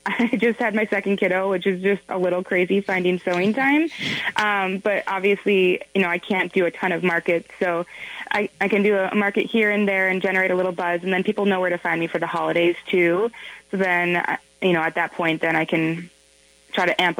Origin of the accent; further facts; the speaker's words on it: Minnesota, United States; moved away as an adult; also born or lived in Washington, D.C.; I am from Minnesota, and I moved away. I was in Washington, D.C. for about 8 years